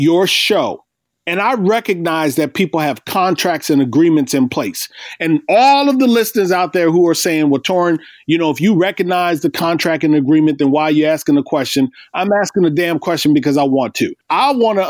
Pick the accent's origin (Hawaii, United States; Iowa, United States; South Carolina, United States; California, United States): Iowa, United States; I grew up in Iowa